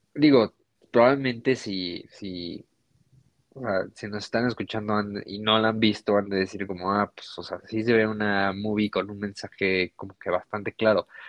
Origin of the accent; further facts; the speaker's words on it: Mexico; nosotros que, no sé, vivimos en México